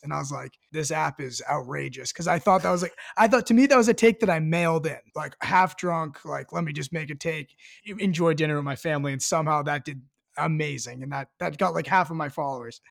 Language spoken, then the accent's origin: English; Marblehead, Massachusetts, United States; also born or lived in Colorado; I'm from Marblehead, and I moved here when I was, like, three years old or so